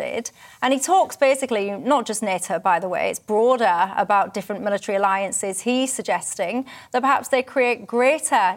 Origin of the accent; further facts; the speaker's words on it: the north of England, United Kingdom; accent: northern; I'm the northern one